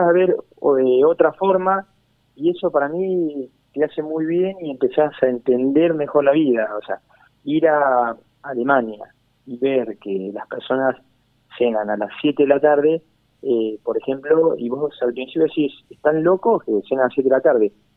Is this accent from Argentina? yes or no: yes; Argentina